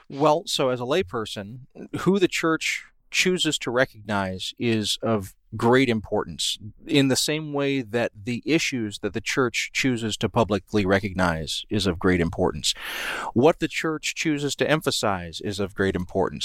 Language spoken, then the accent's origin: English; Columbus, Georgia, United States; I grew up in Columbus, Georgia